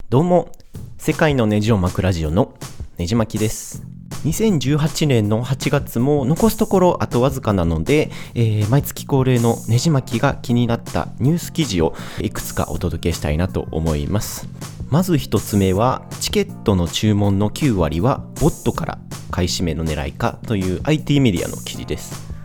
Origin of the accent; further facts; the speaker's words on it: Kansai, Japan; 僕自身が関西人なので